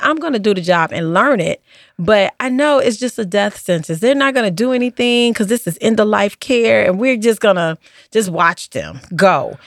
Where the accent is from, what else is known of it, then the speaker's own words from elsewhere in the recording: Chicago, Illinois, United States; I grew up on the South Side of Chicago.